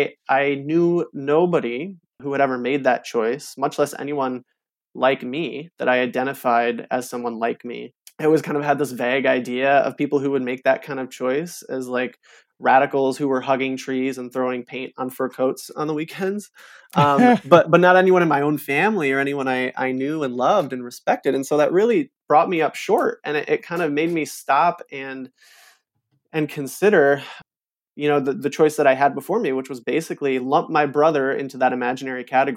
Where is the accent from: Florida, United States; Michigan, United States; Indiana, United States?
Michigan, United States; Holland; it was growing up by Lake Michigan. Growing up in Holland, the lake was just a part of my story.